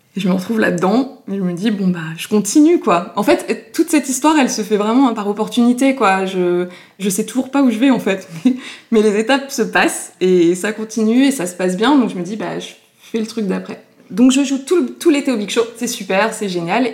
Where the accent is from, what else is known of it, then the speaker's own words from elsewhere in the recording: Paris, Île-de-France, France; On habitait avec mes parents euh, rue Vieille du Temple, dans le Marais, juste à côté du point virgule. Donc en fait, j'ai passé une grande partie de mon enfance à aller voir euh, des spectacles au point virgule